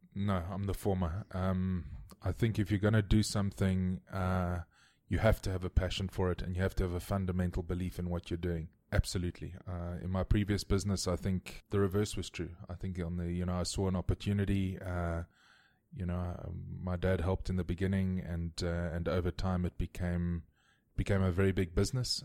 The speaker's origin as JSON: {"language": "English", "town": "Cape Town", "region": "Western Cape", "country": "South Africa", "tie": "born or raised there", "said": "I grew up in Constantia, which is in the southern suburbs of, uh, of Cape Town"}